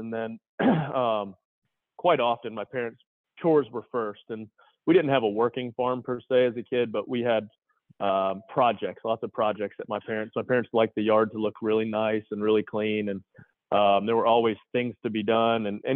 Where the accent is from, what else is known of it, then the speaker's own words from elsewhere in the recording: Tennessee, United States; also born or lived in Michigan; We grew up in Tennessee. I was born in Michigan and then moved to Tennessee when I was about four and a half. So Tennessee's home for us.